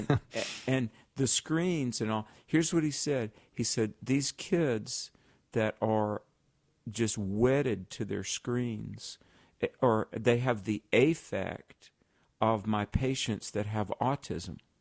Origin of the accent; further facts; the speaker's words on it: the South, United States; I grew up in the South